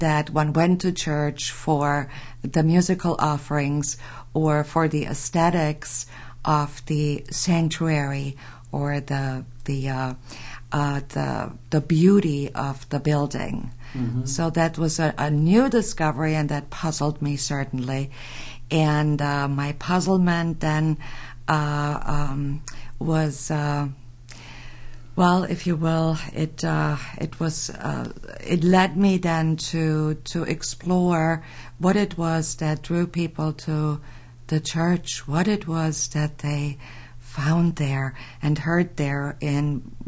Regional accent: Bavaria, Germany; English is a second language; moved away as an adult; also born or lived in Berlin, Germany; now in Michigan, United States; I was raised in Germany, born and raised in Germany, educated in Berlin

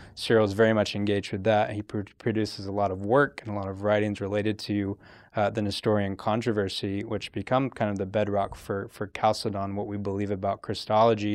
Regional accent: Fayetteville, Georgia, United States; moved away as an adult; I am from uh, Fayetteville, Georgia. It's about 45 minutes south of Atlanta

